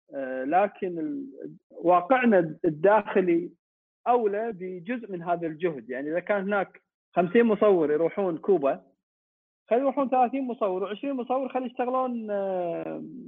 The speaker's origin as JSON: {"language": "Arabic", "country": "Kuwait", "said": "احنا عندنا بالكويت"}